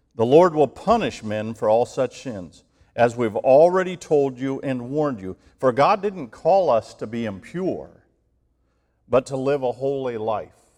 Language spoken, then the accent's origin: English; Ohio, United States; moved away; growing up in Ohio